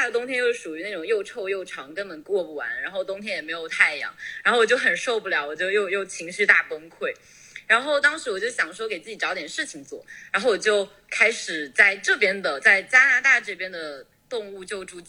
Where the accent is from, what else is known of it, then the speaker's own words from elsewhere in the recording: Wenzhou, Zhejiang, China; 对，我是浙江温州，但皮革厂不是我家的。